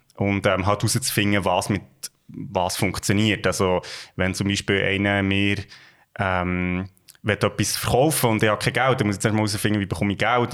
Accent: Gürbetal, Bern, Switzerland; wir kommen ja beide aus dem Gürbental und das ist äh, ja. It's Home

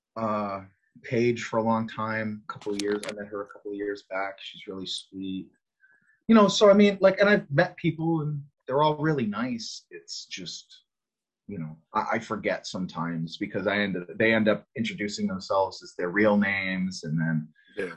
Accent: Connecticut, United States; I, I'm from the Northeast. I grew up in Connecticut

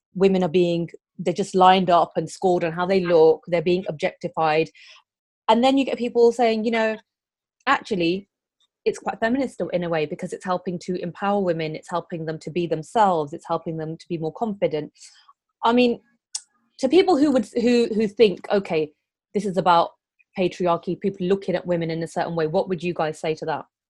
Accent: Coventry, West Midlands, United Kingdom; Coventry, my hometown.

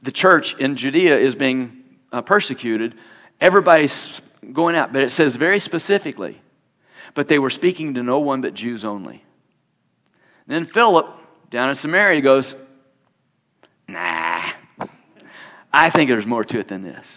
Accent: Indiana, United States; I'm from Indiana

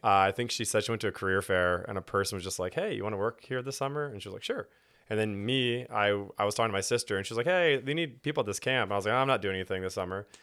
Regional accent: Houston, Texas, United States; now in Fort Worth, United States; I grew up in Houston and was born into a Christian home

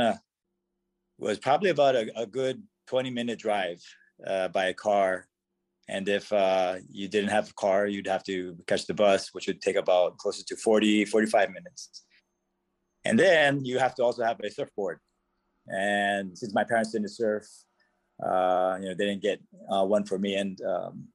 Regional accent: Hawaii, United States; moved away as an adult; also born or lived in Honolulu, Hawaii; now in Bellevue, United States; I'm from Hawaii originally, and before I moved up here

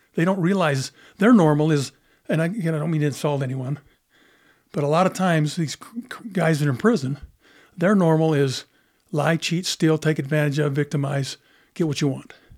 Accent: Monticello, Utah, United States; I grew up in Monticello

